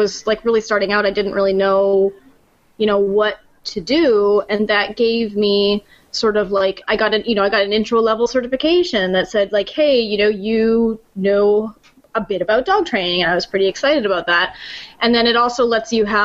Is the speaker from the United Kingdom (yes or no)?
no; Canada; moved away; I'm from Canada